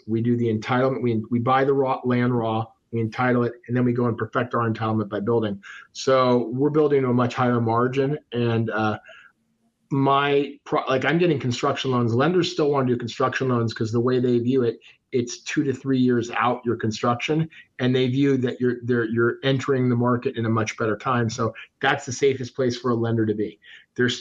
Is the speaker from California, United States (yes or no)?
yes; Fresno, California, United States; moved away as an adult; also born or lived in Los Angeles; I grew up in Fresno, California. My dad was a farmer